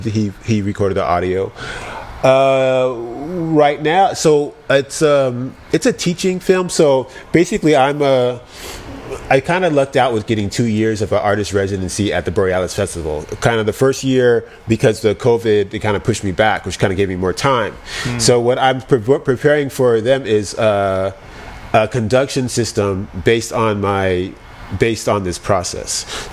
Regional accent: Hawaii, United States; now in Oakland, United States; I grew up in Hawaii. I'm here in Oakland, very lush.

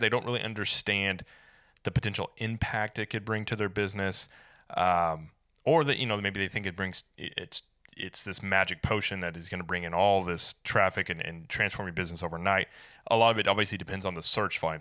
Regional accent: Springfield, Missouri, United States; now in Saint Augustine, United States; I'm from Springfield, Missouri

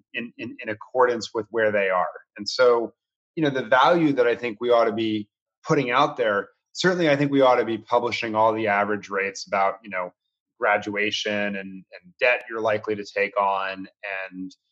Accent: Washington, District of Columbia, United States; I grew up in Washington, D.C.

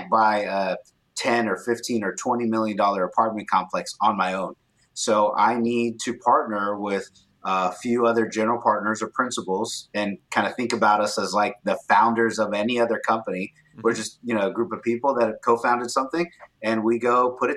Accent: Corpus Christi, Texas, United States; now in San Antonio, United States; I grew up in Corpus Christi, Texas, so near the beach. And now I live in San Antonio, Texas

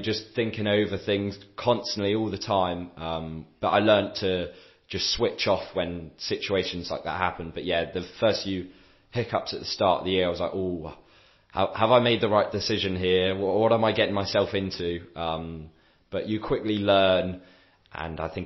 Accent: England, United Kingdom; moved away as an adult; now in France; being an English person in France

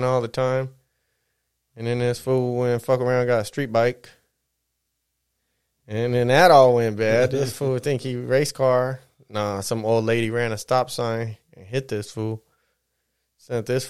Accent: San Bernardino, California, United States; we're right here from the San Bernardino. Mostly grew up over in this way

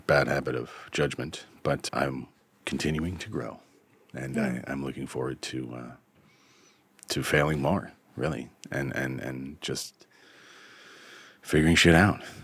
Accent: Vermont, United States; here is my home state of Vermont. I am what the locals refer to as a woodchuck, uh, meaning that my family's been in the state

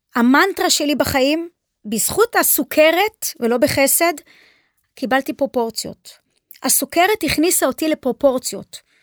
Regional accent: Haifa, Haifa District, Israel; נולדתי בחיפה, שם נולדו לי ילדיי, שם אימי נולדה.

